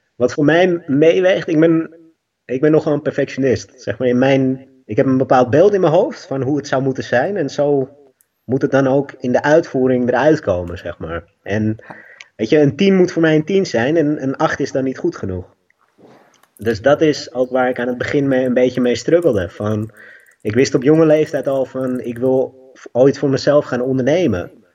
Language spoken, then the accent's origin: Dutch; Amstelveen, North Holland, Netherlands; ik ben enig kind, opgegroeid in Amstelveen